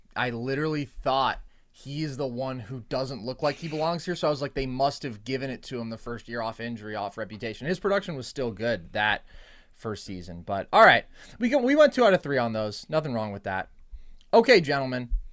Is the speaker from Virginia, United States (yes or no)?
no; the Bay Area, California, United States; growing up in the Bay